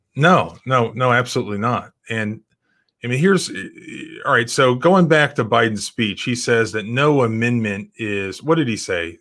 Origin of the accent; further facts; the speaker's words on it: Brevard County, Florida, United States; moved away; I grew up on the coast in, in Brevard County